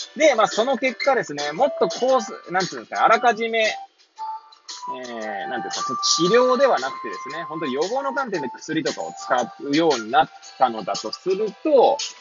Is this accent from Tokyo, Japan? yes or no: yes; Hachioji, Tokyo, Japan; moved away as an adult; now in Kamaishi, Japan; 八王子生まれ、八王子育ち。震災の前の年から、釜石で働く